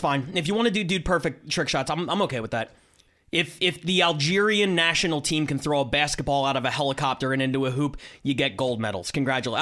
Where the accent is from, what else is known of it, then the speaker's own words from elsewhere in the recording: Philadelphia, Pennsylvania, United States; I'm from Philadelphia.